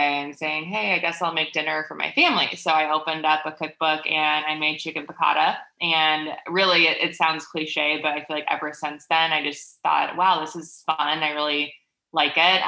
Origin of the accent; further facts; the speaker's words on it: Milwaukee, Wisconsin, United States; I am from Milwaukee, Wisconsin, Midwest